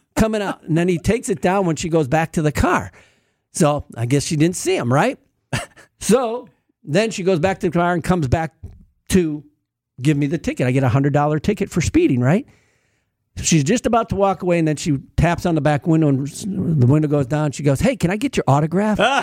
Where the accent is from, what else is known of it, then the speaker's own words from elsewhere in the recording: Milwaukee, Wisconsin, United States; moved away as an adult; also born or lived in Texas; I grew up in Milwaukee, but then I moved to Texas and lived in Texas for a little bit and worked down there. And then I came back to Milwaukee